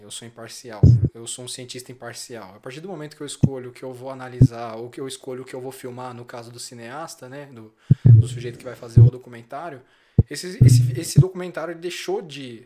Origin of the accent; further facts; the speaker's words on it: Brazil; com o meu cotidiano mesmo enquanto brasileiro